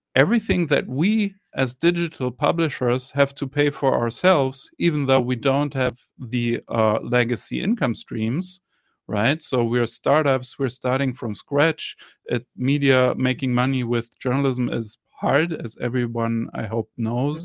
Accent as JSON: {"language": "English", "country": "Germany", "said": "I'm from Germany"}